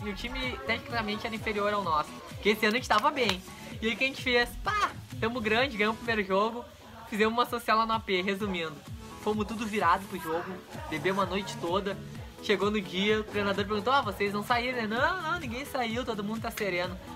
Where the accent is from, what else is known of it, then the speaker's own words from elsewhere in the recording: Viamão, Rio Grande do Sul, Brazil; eu cresci aqui, praticamente a minha infância em Viamão, Santa Cecília